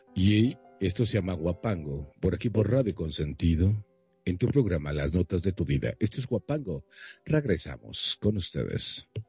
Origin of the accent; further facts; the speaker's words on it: Mexico; extrañaba mi tierra, mi país, México, y que soy muy orgulloso de ser mexicano